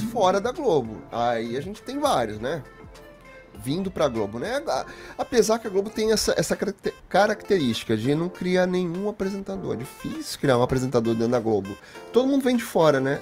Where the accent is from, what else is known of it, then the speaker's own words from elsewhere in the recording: Rio de Janeiro, Brazil; moved away; also born or lived in Guarujá, São Paulo; Não, nasci aqui no Rio. Mas eu morei muitos anos na, no Guarujá. Nasci no Rio. Sou do Meier